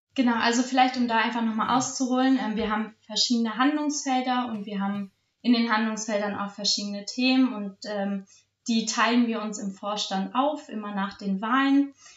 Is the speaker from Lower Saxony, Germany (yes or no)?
yes; Salzgitter, Lower Saxony, Germany; ich habe angefangen bei der Sportjugend Salzgitter mich zu engagieren. Ich war dann auch, also bin auch immer noch in meinem Verein Jugendwarten, habe da ähm, mein, das erste J-Team in meiner Heimatstadt gegründet